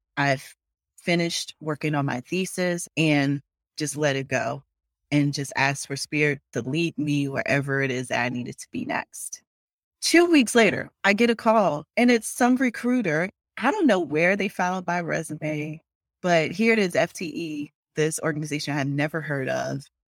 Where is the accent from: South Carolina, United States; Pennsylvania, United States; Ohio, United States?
South Carolina, United States; Longs; also born or lived in Conway, South Carolina; I was born in Conway, South Carolina. I say Myrtle Beach to a lot of people because people know Myrtle Beach because it's a tourist town, but I was born at Conway Hospital. And I lived in Long's, South Carolina. It was just a dirt road. My childhood home is still there. And so that's where I grew up.